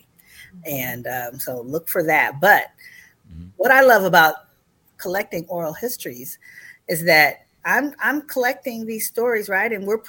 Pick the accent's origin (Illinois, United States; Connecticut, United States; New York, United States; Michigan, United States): Michigan, United States; Detroit; born there; I was born in Detroit, Michigan, 2 months after the urban rebellion that took place in Detroit.